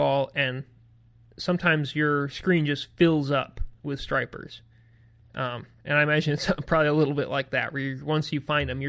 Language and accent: English; Vermont, United States; When I grew up and living in Vermont